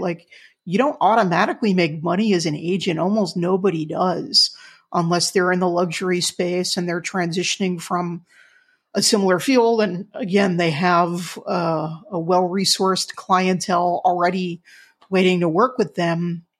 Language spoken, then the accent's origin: English; Wyckoff, New Jersey, United States; my hometown of Wyckoff, New Jersey